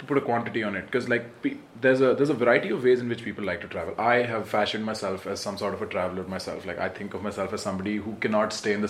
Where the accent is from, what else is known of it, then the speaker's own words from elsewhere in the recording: India; India, my home country